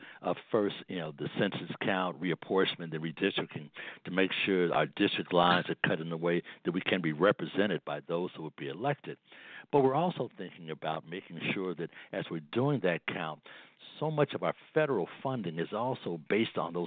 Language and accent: English; Chicago, Illinois, United States; my hometown, Chicago